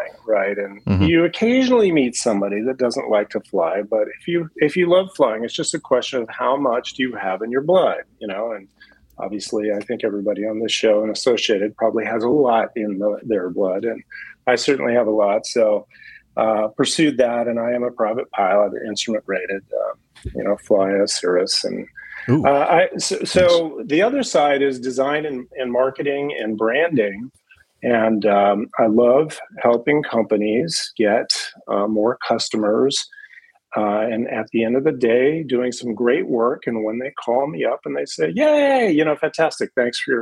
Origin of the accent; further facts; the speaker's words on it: Seattle, Washington, United States; growing up in Seattle. My father worked for Boeing